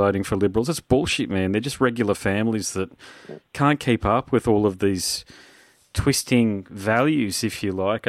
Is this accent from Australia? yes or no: yes; Australia; I'm Australian